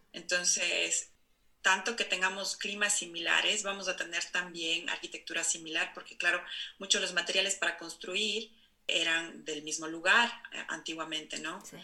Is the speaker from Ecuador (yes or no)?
yes; Cuenca, Azuay, Ecuador; moved away as an adult; also born or lived in Barcelona, Spain; now in Oslo, Norway; yo crecí en los Andes, ¿no? Que es muy alto. Mi ciudad está a 2.500 metros sobre el nivel del mar